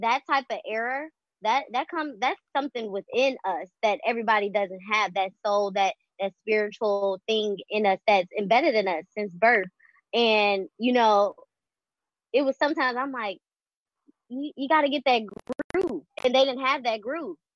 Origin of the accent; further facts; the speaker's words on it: Chicago, Illinois, United States; I am 24 from Chicago.